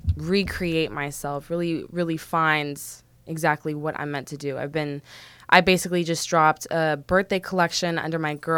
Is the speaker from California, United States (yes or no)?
yes; Calabasas, California, United States; also born or lived in Washington, D.C.; I'm a Valley girl. I am a Valley girl. It's more specifically, I'm from Calabasas.